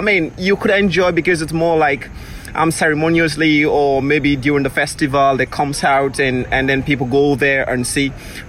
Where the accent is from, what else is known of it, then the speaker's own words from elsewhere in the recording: Freetown, Western Area, Sierra Leone; Yes, I grew up in Freetown.